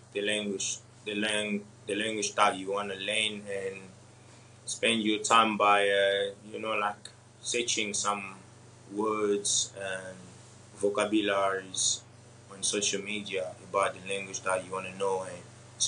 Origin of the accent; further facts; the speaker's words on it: DR Congo; I'm from Africa, you know, and then DRC Congo